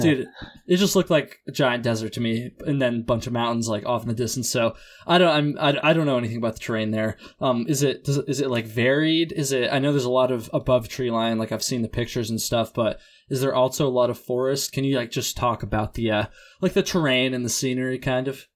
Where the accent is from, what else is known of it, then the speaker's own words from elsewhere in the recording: Vermont, United States; I'm from Vermont and kinda learned to hike on the long trail